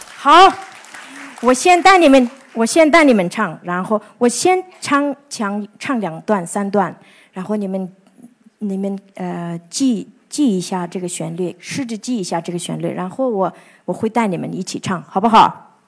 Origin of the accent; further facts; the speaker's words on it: Ordos, Inner Mongolia, China; 我是出生，长大在，呃，内蒙古的阿尔卑斯大草原